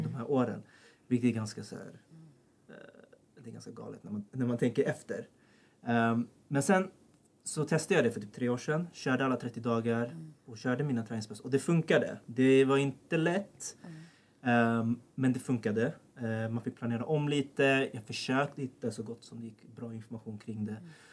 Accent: Sollentuna, Stockholm County, Sweden; Född och uppvuxen i Sollentuna, som är väldigt nära här

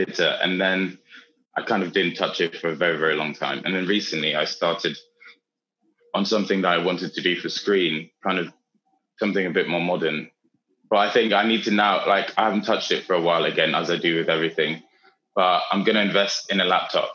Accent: Austria; moved away; when I was growing up in Austria

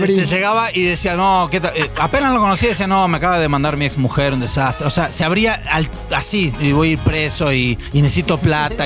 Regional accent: Argentina; now in Mexico; yo yo me fui de Argentina

